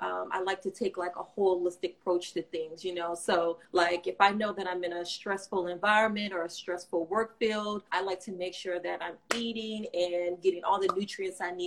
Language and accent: English; Florida, United States; also born or lived in California; now in Alexandria, United States; I am from Florida